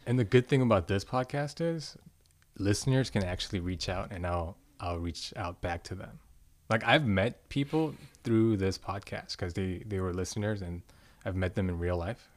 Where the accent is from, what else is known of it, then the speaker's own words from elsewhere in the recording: Suwanee, Georgia, United States; I tell people I'm from Atlanta